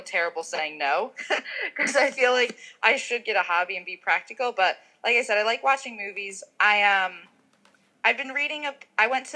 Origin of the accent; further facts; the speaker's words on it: New Jersey, United States; now in Utah, United States; I'm from New Jersey